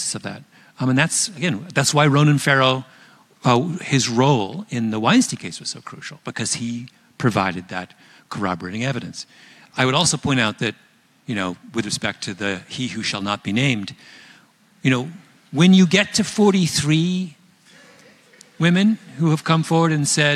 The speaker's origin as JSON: {"language": "English", "country": "Canada", "said": "I'm Canadian."}